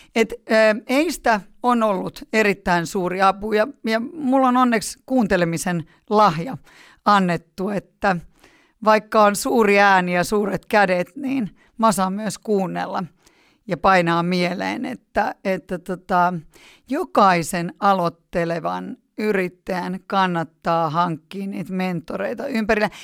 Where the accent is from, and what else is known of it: Helsinki, Uusimaa, Finland; born or raised there; also born or lived in Punkaharju